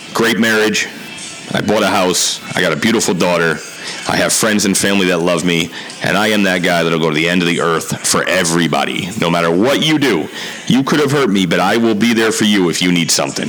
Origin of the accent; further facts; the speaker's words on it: Milford, Connecticut, United States; also born or lived in New Haven, Connecticut; born in New Haven, grew up in Milford, Connecticut